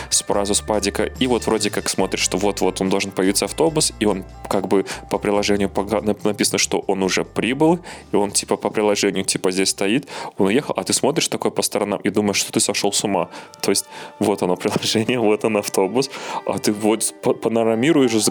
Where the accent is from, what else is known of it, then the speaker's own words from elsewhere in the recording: Belarus; ну, я как белорус, я про Беларусь говорю